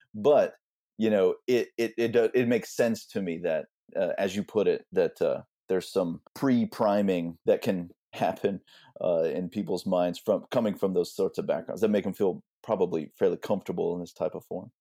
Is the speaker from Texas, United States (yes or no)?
yes; Austin, Texas, United States; now in Houston, United States; I've lived in Houston for a while now, maybe a couple decades, but I grew up in Austin, but I've lived all around the state.